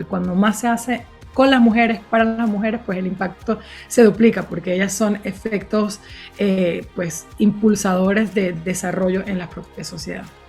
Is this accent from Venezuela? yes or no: yes; Venezuela; soy de Venezuela